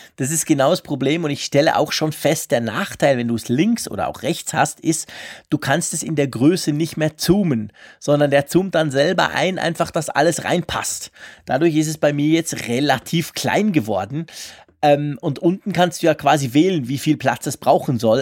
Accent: Switzerland; bei uns in der Schweiz

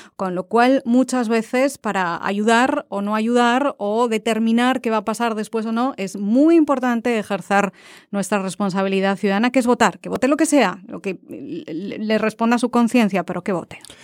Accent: Valencia, Valencian Community, Spain; now in Washington, United States; Yo soy de Valencia

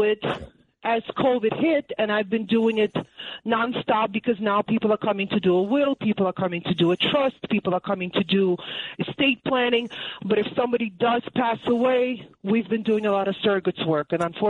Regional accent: Brooklyn, New York, United States; now in Great Neck, United States; I'm a New Yorker through and through. Even though I moved to Great Neck

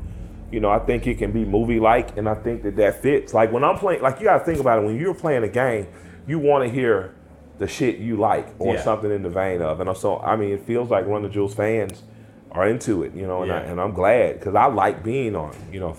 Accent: the South, United States; I'm from the South

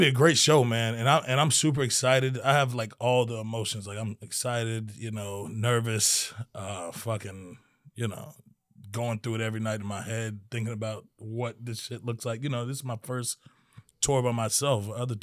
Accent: Maryland, United States; I was born in Maryland.

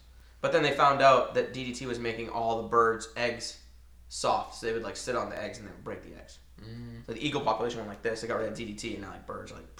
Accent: Maine, United States; I'm from Maine

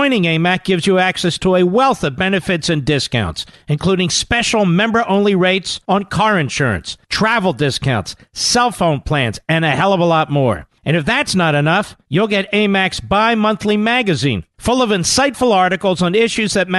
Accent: Philadelphia, Pennsylvania, United States; I'm from Philadelphia.

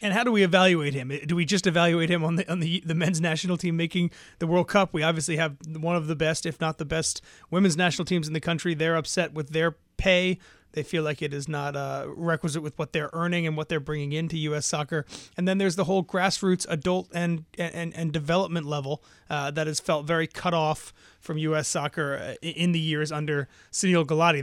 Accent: New York City, New York, United States; growing up in New York City and living in New York City

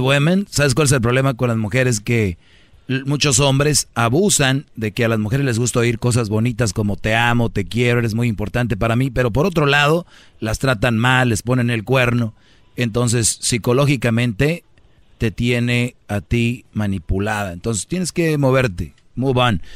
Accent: Mexico; somos paisanos del mismo país

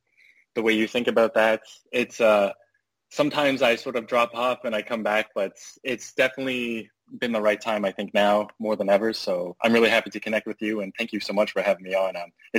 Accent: Cold Lake, Alberta, Canada; I was born in the west of Canada in Alberta. I grew up in Cold Lake, which is a pretty big Air Force base in Canada. And I grew up there with my family until I was about 10 or 11.

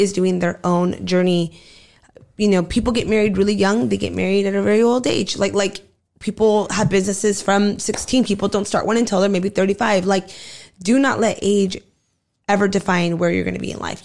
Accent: Southern California, United States; also born or lived in Arizona / Mexicali, Mexico; I've pretty much lived out here since a really young age

